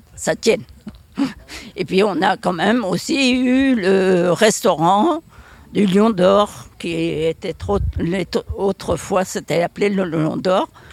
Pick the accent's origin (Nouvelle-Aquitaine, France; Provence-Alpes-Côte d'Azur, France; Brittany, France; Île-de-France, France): Brittany, France; Saint-Gravé; je suis de Saint-Gravé, je suis né à Saint-Gravé